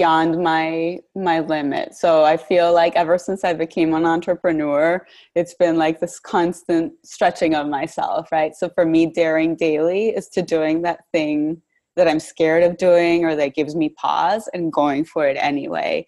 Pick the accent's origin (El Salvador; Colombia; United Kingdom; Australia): Colombia; Bogota, Bogotá Capital District; moved away as an adult; now in Washington, D.C., United States; I'm originally from Bogota, Colombia, so I came to Washington, D.C. many, many years ago to study international relations